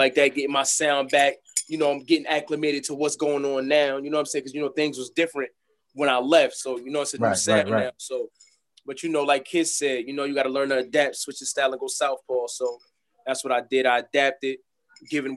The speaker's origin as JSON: {"language": "English", "town": "Plainfield", "region": "New Jersey", "country": "United States", "said": "I'm from Plainfield, New Jersey"}